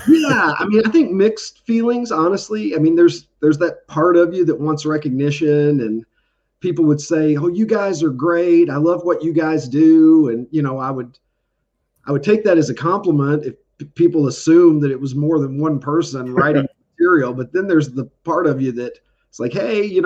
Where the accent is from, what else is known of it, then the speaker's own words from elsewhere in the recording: Horse Cave, Kentucky, United States; moved away as an adult; also born or lived in Chicago area; now in Chicago, United States; I grew up in Kentucky